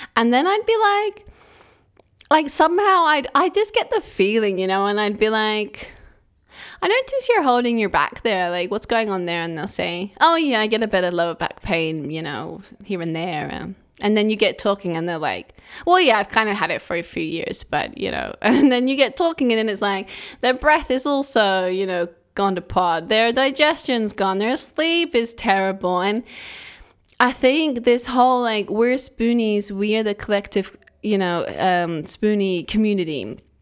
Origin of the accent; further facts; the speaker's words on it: England, United Kingdom; I'm from England